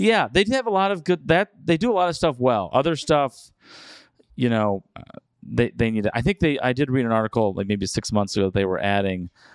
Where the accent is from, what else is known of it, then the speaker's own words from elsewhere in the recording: United States; As an American